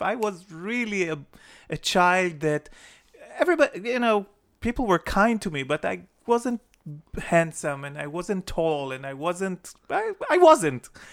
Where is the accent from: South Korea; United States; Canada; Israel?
Israel; Jerusalem, Jerusalem District; When I was growing up in Jerusalem, it was before the Six Day War.